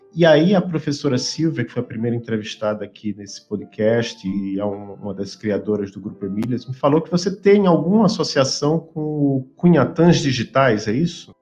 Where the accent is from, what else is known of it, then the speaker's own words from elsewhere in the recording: Maceió, Alagoas, Brazil; now in Curitiba, Brazil; Eu sou de Maceió, Alagoas